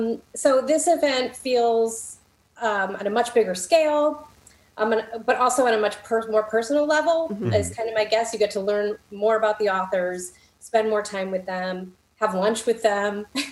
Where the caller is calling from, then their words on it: Illinois, United States; I'm just north of Chicago in the suburbs.